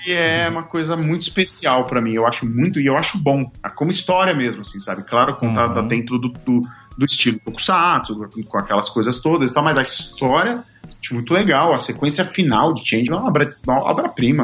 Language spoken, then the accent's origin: Portuguese; Brazil; moved away as an adult; also born or lived in Japan; eu saí do Brasil